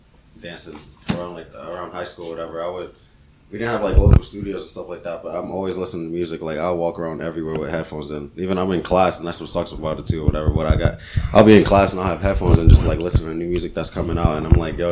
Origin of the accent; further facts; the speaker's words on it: Virginia, United States; also born or lived in Brooklyn, New York; I'm a VA dude